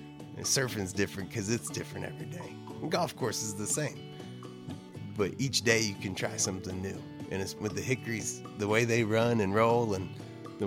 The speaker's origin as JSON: {"language": "English", "town": "Jacksonville", "region": "North Carolina", "country": "United States", "tie": "born or raised there", "said": "I'm from Jacksonville, North Carolina. So southeastern North Carolina, about 15, 20 minutes from the coast, hour north of Wilmington"}